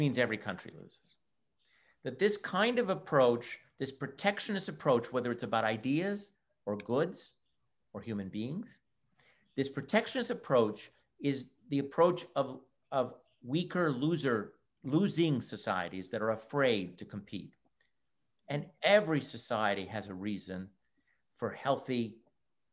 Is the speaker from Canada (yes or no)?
yes; Montreal, Quebec, Canada; first language English; now in United States; Well, I was born in Canada, and I'm from the province of Quebec, from Montreal. I do speak French, but my mother tongue is English.